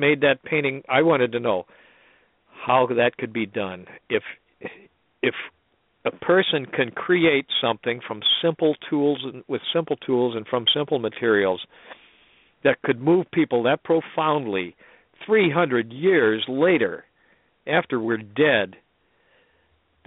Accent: St. Louis, Missouri, United States; I grew up in St. Louis

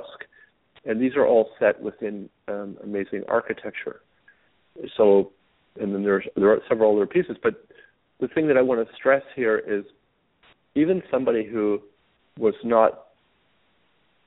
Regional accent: Italy; moved away; I was exposed to art at a very early age because I grew up in Europe, in Italy.

